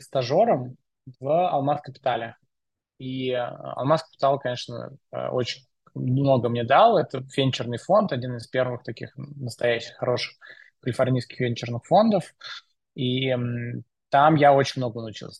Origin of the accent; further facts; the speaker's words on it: Moscow, Russia; Я э, родился в Москве, учился в школе в Москве